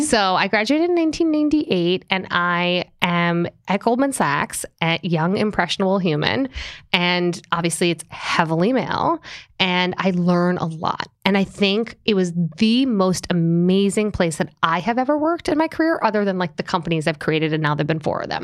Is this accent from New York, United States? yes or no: yes; Long Island, New York, United States; also born or lived in Springfield, Illinois / Boston; I grew up on Long Island